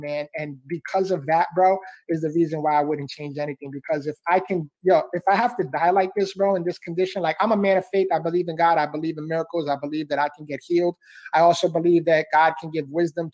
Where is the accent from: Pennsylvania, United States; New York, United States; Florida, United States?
New York, United States; New York City; I was born and raised in the Bronx, New York.